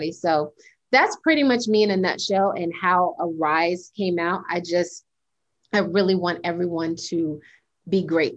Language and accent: English; United States; also born or lived in Panama; I was raised in America, but with the cultural background of Panamanian